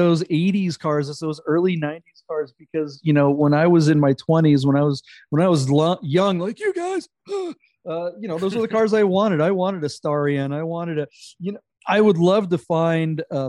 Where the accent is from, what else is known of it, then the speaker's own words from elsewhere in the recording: the Northwest, Pacific Northwest, United States; I grew up in the Northwest